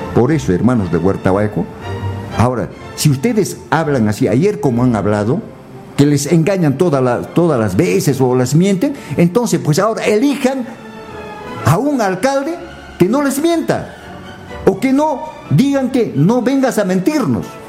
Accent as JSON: {"language": "Spanish", "country": "Peru", "said": "nuestra patria"}